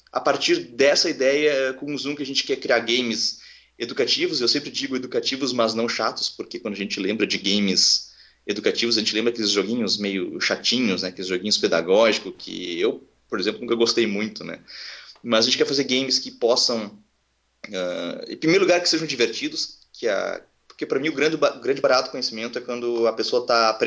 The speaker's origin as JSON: {"language": "Portuguese", "town": "Porto Alegre", "region": "Rio Grande do Sul", "country": "Brazil", "tie": "born there", "lives_now": "Santa Cruz do Sul, Brazil", "said": "eu não sou de Porto Alegre, eu nasci em Porto Alegre, mas eu moro em Santa Cruz do Sul, que é uma cidade interior aqui do Rio Grande do Sul, fica a 150 quilômetros de Porto Alegre"}